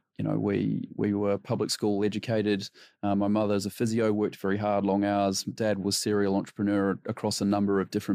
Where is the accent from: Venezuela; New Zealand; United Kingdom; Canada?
New Zealand; moved away; New Zealand, born, bred, educated